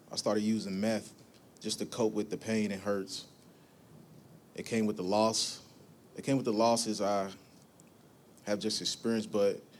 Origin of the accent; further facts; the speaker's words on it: Evansville, Indiana, United States; I'm from Evansville, Indiana. I'm born and raised. I grew up in a household of seven boys, one girl.